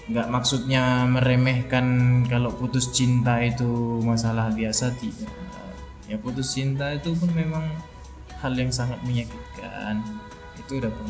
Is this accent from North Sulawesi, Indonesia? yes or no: no; Sibolga, North Sumatra, Indonesia; now in Medan, Indonesia; kan aku kan orang Sibolga